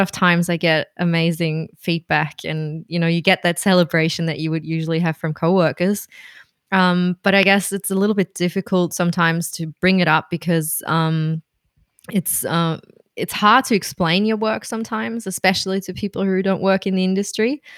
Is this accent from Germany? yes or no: yes; Berlin, Germany; moved away as an adult; now in Melbourne, Australia; I'm from Berlin originally